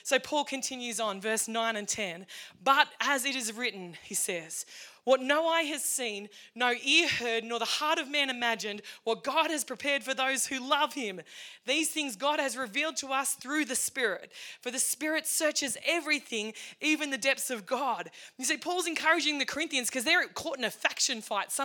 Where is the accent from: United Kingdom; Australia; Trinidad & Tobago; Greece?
Australia; Cowra, New South Wales; from Bennett Springs, Cowra, Reed's Flat Road